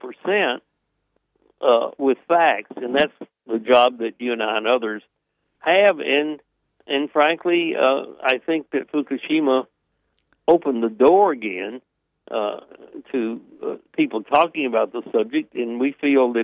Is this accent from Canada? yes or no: no; Tennessee Valley, United States; now in Washington, D.C., United States; I come from the Tennessee Valley